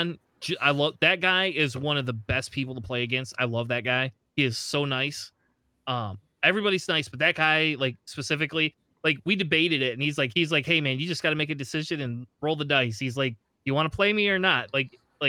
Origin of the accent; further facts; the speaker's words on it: Michigan, United States; we're all from Michigan